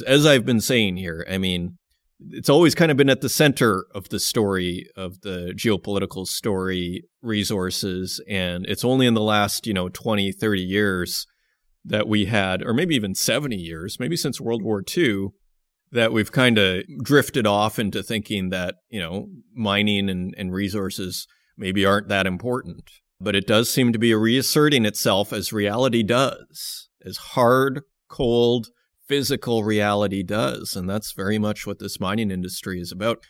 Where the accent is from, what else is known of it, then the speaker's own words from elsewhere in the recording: Saskatoon, Saskatchewan, Canada; moved away; I come from Saskatoon, Saskatchewan.